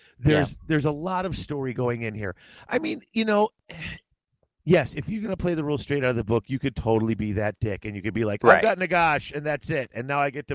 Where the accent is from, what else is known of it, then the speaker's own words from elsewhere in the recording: Midwest, United States; I'm from the Midwest